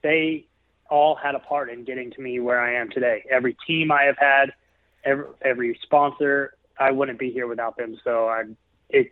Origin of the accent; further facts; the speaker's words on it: Memphis, Tennessee, United States; my hometown in Memphis, Tennessee